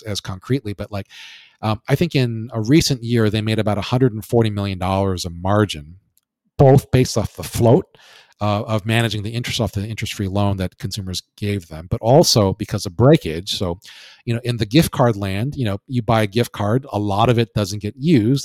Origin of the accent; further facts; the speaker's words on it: Hawaii, United States; I'm from uh, born and raised in Hawaii